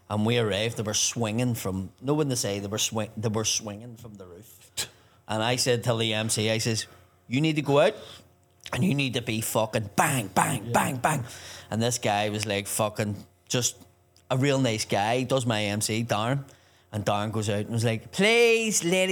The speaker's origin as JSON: {"language": "English", "town": "Belfast", "region": "Northern Ireland", "country": "United Kingdom", "tie": "born or raised there", "said": "Belfast, obviously, is my hometown"}